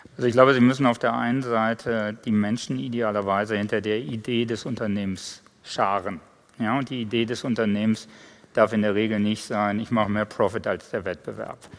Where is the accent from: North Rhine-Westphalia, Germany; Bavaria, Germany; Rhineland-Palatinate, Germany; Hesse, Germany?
North Rhine-Westphalia, Germany; Ruhr area; moved away; ich komme nicht von hier. Ja. Ich komme eigentlich aus dem Ruhrgebiet